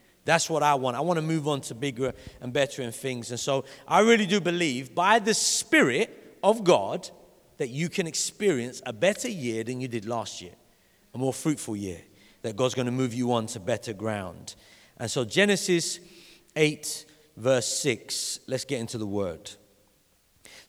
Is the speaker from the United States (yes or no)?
no; London, United Kingdom; When I grew up in Vauxhall. And in Vauxhall, it's called the Vauxhall City Farm. And when I went to primary school in Vauxhall